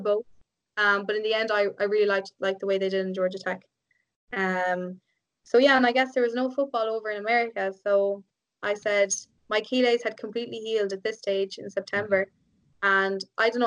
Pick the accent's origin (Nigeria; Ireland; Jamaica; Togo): Ireland; at the weekend I was like back to being Irish again